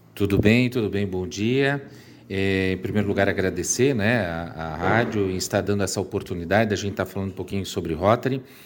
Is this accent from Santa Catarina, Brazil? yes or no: yes; Timbó, Santa Catarina, Brazil; eu sou da cidade de Timbó